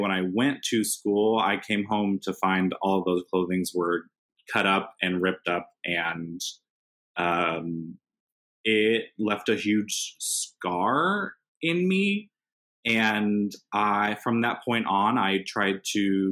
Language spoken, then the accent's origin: English; Indiana, United States; growing up in Indiana